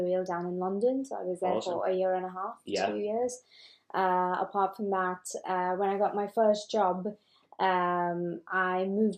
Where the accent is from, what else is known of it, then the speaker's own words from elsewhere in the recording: Mumbai, Maharashtra, India; moved away as an adult; now in United Kingdom; I am originally from Mumbai, back in India.